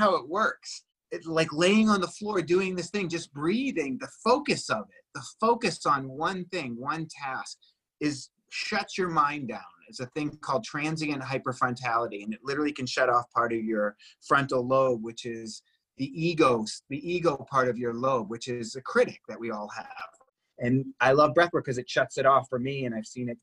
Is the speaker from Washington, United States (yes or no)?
no; Boston, Massachusetts, United States; moved away; also born or lived in Venice, California; I'm from Boston originally, you know, like tough guys don't cry